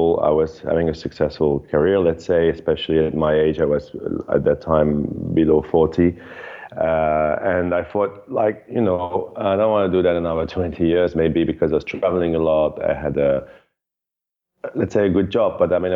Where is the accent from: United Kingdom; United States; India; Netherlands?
Netherlands; moved away as an adult; also born or lived in Europe; now in Bali, Indonesia; I'm originally from Holland, grew up in Europe, and been now living in Bali.